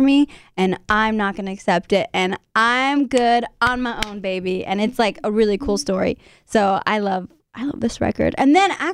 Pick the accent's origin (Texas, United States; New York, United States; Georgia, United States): Texas, United States; San Antonio; San Antonio, my hometown